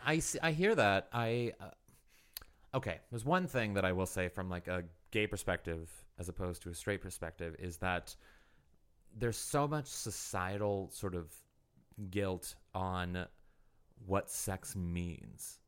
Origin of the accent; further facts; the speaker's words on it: Missouri, United States; moved away; I'm from Missouri originally